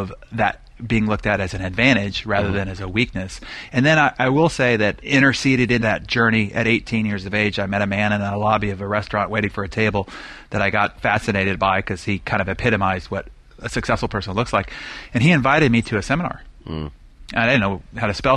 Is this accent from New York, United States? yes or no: no; Albuquerque, New Mexico, United States; When I was born, my dad was only 23 years of age. And he had just moved from the San Francisco Bay Area, where his whole family network was, to what seemed like the middle of nowhere, Albuquerque, New Mexico